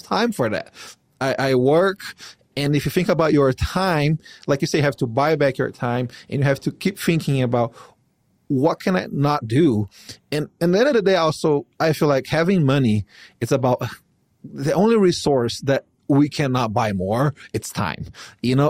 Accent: Brazil; now in United States; here in the United States, I'm not from here. I'm from Brazil

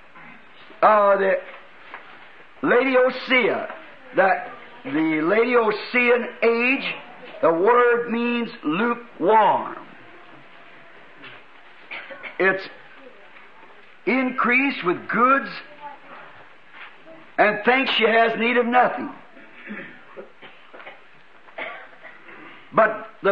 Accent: United States; I am an American

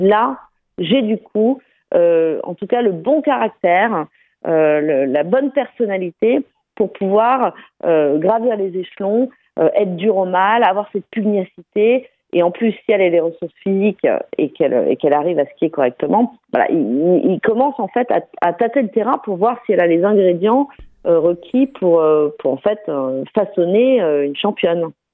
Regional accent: France; moved away; retourner là où j'ai grandi pour raconter cette histoire, euh, dans ce milieu très fermé quand même de la montagne

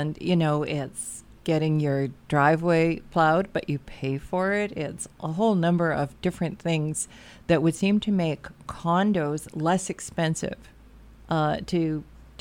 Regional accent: Lac du Bonnet, Manitoba, Canada; I'm from Lac Da Bonnie

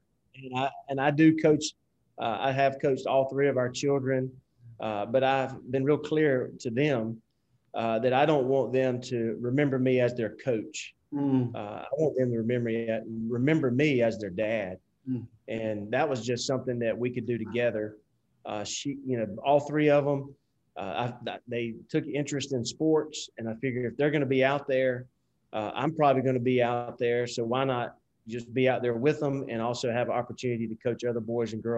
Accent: South Georgia, United States; accent: Southern; moved away as an adult; also born or lived in Fort Worth, Texas / Nashville, Tennessee; I grew up in South Georgia. You probably can't tell from my accent that I grew up in the South

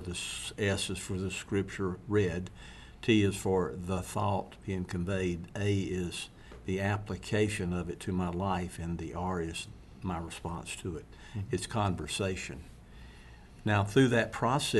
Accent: Mississippi, United States; I'm from Mississippi

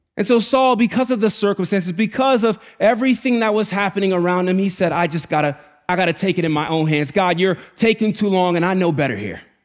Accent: New York City, New York, United States; Growing up in the Bronx is really hard.

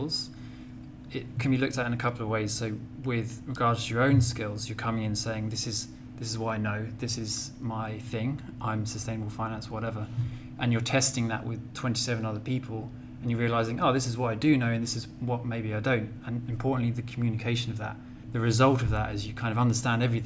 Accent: United Kingdom; moved away; I'm from the UK.

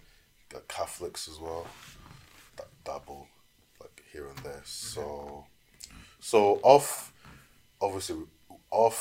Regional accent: Scotland, United Kingdom; also born or lived in London; growing up in Scotland

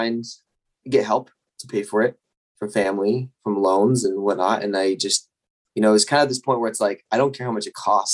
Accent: Northern Utah, United States; I'm from Utah originally, Northern Utah

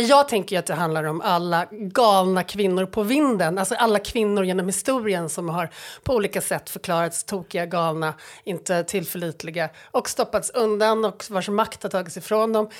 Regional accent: Stockholm suburb, Stockholm County, Sweden; jag är ju stockholmare och jag är född i en kranskommun

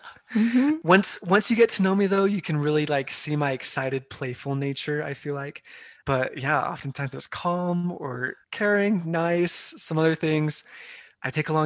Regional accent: Carlsbad, California, United States; moved away as an adult; I grew up in Carlsbad, California, which is just north of San Diego, all my life until I went to Brigham Young University

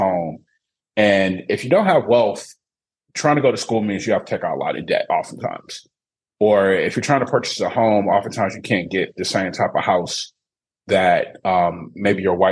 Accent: Detroit, Michigan, United States; now in St. Louis, United States; I grew up in Detroit, Michigan, my hometown.

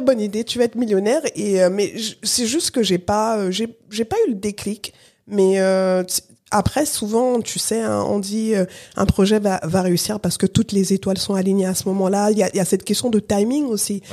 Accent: France; also born or lived in Cameroon; je suis née au Cameroun, euh, Katia est née au Congo, RDC, et euh, et on a grandi ici en France

